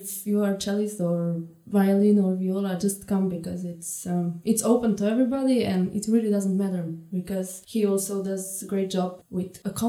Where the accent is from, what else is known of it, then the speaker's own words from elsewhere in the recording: Ajdovščina, Slovenia; moved away as an adult; also born or lived in Ljubljana; now in Munich, Germany; I come from Slovenia. Yeah. Otherwise, I come from. I mean, I studied in Ljubljana. I come from the little town Ajdovština, which is on the border, quite close to border to Italy.